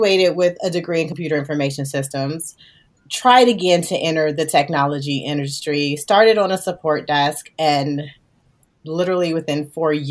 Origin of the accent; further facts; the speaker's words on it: Gary, Indiana, United States; I was literally a little girl coming out of Gary, Indiana.